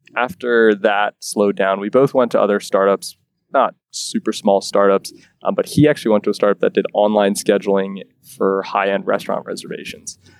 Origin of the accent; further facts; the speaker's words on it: Lancaster, Pennsylvania, United States; now in Quarryville, United States; We're both originally from Lancaster